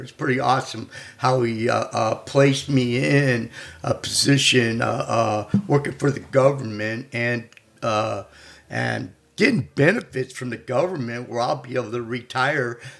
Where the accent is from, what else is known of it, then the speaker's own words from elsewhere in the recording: St. Louis, Missouri, United States; I grew up in South County, and uh, uh my before I left, uh, I left St. Louis when I was like 17 years old